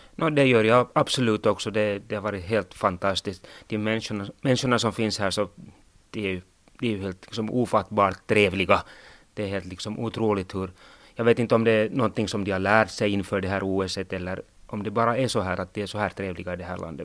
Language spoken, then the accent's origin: Swedish; Sotkamo, Kainuu, Finland; jag får ju stryk hemma i Sotkamo Vuokatti